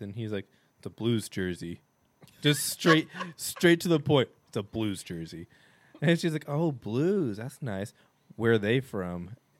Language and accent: English; Illinois, United States; we're from Illinois.